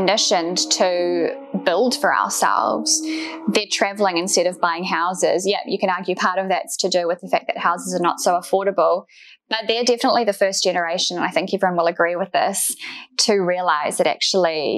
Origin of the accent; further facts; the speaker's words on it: New Zealand; I'm obviously from New Zealand